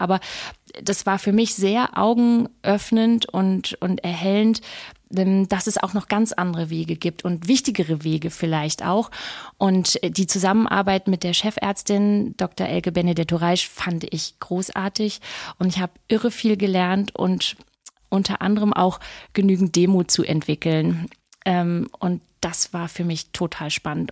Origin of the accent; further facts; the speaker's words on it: Lower Saxony, Germany; moved away as an adult; also born or lived in Southern France / Berlin / Munich / Switzerland; now in Sylt, Germany; ich bin äh, Niedersächsin Vollblut-Niedersächsin